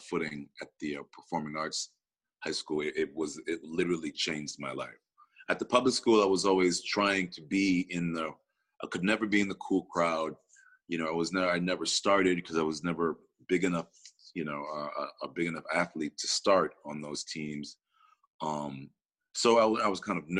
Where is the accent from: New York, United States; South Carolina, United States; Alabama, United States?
New York, United States; Rochester; I grew up in Rochester, New York.